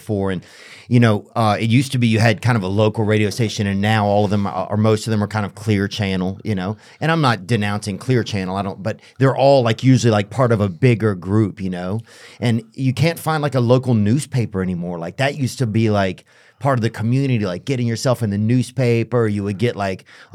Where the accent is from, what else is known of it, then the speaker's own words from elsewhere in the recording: Covington, Louisiana, United States; moved away; I'm from Louisiana, from Covington, Louisiana